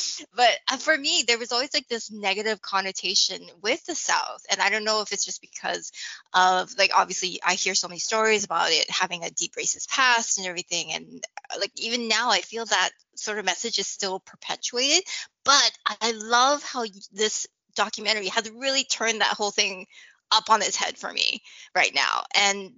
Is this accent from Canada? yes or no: yes; Canada; I grew up in Canada